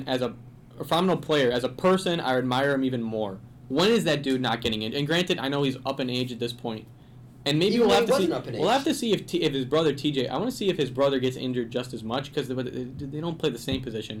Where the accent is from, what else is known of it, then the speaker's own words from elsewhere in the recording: Northwest Indiana, United States; we're all from Northwest Indiana, so like the Chicago sports teams are all in our blood.